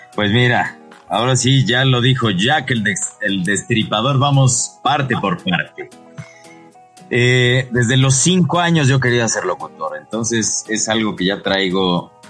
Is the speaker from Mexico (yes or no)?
yes; Puebla, Mexico; frente a casa de mis papás en Puebla, porque soy de Puebla